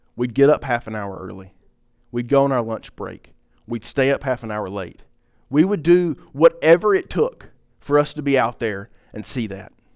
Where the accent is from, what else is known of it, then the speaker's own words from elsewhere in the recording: Pine Top, United States; I'm from Pi, I'm from up Pine Top